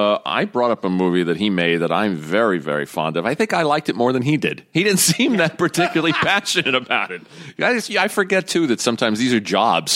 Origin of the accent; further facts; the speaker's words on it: New York City, New York, United States; I grew up in Brooklyn, too.